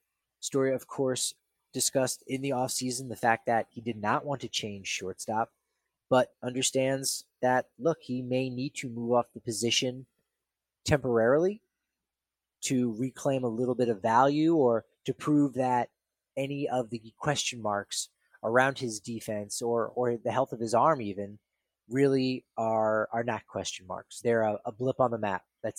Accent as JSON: {"language": "English", "region": "New Jersey", "country": "United States", "moved": "yes", "lives_now": "Colorado, United States", "said": "I'm originally from New Jersey, and so I know my way around a pizzeria"}